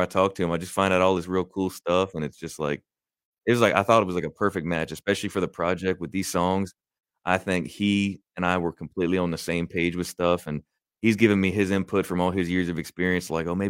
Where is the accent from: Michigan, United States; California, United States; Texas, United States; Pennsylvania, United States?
Pennsylvania, United States; Glen Rock; I'm from Glen Rock